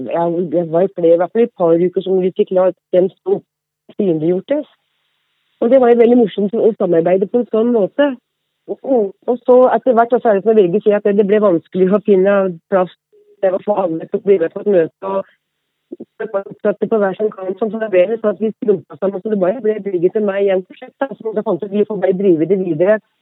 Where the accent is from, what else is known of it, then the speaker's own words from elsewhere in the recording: Vang, Innlandet, Norway; moved away as an adult; also born or lived in Oslo; jeg er hedmarking og kommer fra Vang utenfor Hamar.